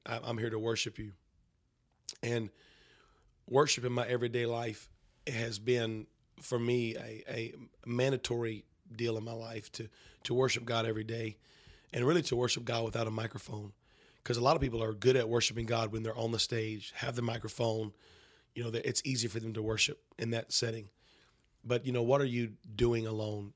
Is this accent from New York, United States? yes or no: no; North Carolina, United States; I grew up in North Carolina